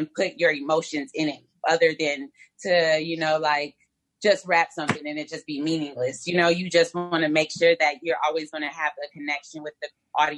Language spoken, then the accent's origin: English; Texas, United States; I'm from Texas.